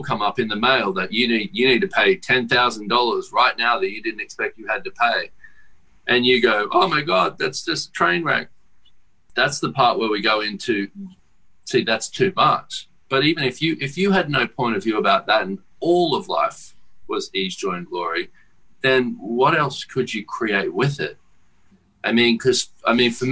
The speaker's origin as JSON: {"language": "English", "country": "Australia", "said": "I come from Australia and I have to fly fucking 20 hours to get there"}